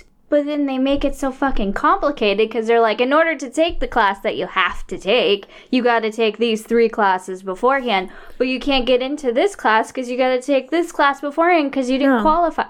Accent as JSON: {"language": "English", "country": "United States", "said": "And I'm, you know, I'm American."}